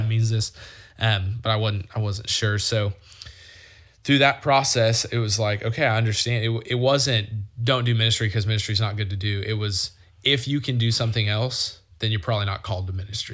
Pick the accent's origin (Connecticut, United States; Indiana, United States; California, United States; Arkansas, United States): Arkansas, United States; Conway; I grew up in Conway